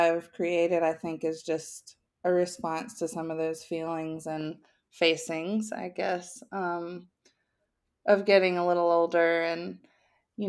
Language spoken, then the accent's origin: English; South Carolina, United States; moved away as an adult; also born or lived in Nashville, Tennessee; now in Georgia, United States; I grew up in South Carolina, but lived in Nashville from age 18 until I guess age 40.